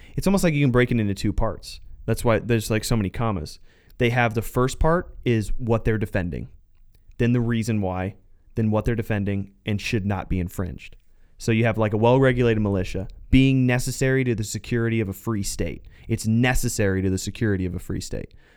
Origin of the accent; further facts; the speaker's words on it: Southern Arizona, United States; also born or lived in Phoenix, Arizona; I was born and raised in Southern Arizona